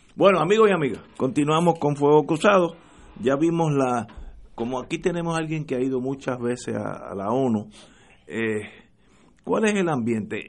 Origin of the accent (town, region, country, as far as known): Puerto Rico